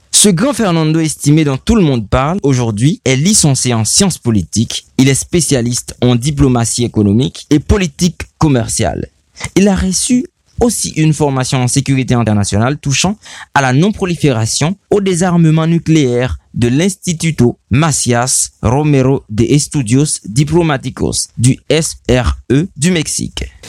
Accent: Haiti; chez nous en Haïti

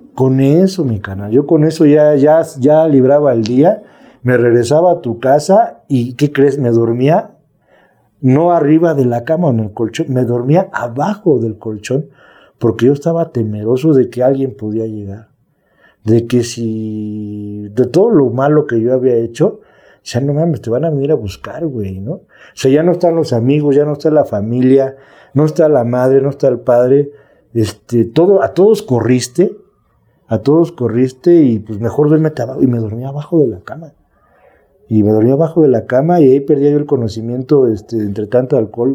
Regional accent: Mexico City, Mexico; also born or lived in Azcapotzalco, Mexico City; Soy de aquí de la Ciudad de México, de, la delegación o municipio que ahora es Milpalta, adelante Xochimilco.

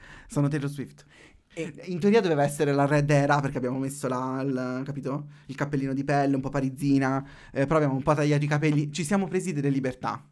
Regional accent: Marche, Italy; Io sono marchigiano

